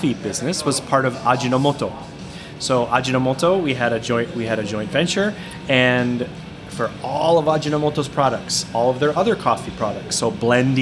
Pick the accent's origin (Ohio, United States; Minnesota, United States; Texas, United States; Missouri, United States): Minnesota, United States; now in Japan; I'm from Minnesota originally